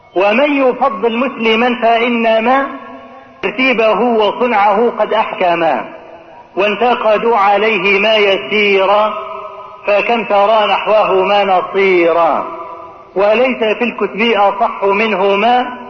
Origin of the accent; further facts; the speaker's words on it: Egypt; عندنا في مصر هنا